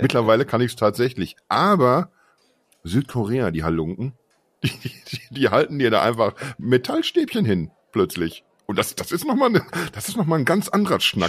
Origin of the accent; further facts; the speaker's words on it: Unna, North Rhine-Westphalia, Germany; moved away; ich komme ursprünglich aus, aus Unna, das ist eine Stadt mit, mit 60.000 Menschen